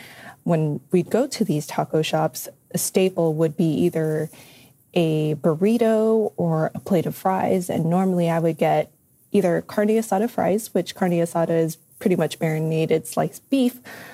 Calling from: San Diego, California, United States; I'm calling from San Diego, California.

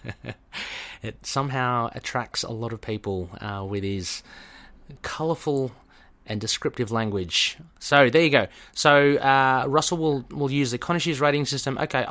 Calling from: Australia; Yeah, I mean, I'm talking from Australia.

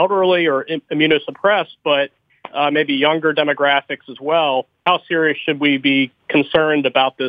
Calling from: Baltimore, Maryland, United States; Calling from Baltimore, Maryland.

